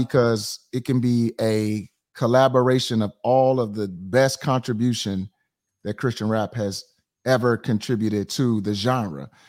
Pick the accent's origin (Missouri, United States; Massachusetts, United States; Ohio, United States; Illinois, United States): Missouri, United States; St. Louis; I am from Saint Louis, Missouri